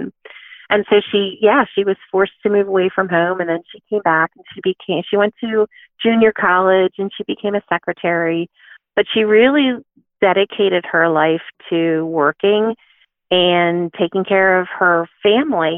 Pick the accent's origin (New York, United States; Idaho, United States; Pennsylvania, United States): Pennsylvania, United States; Philadelphia; I grew up in Philadelphia